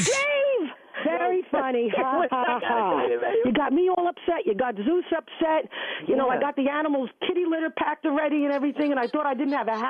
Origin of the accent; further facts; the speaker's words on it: New Jersey, United States; I'm from Jersey.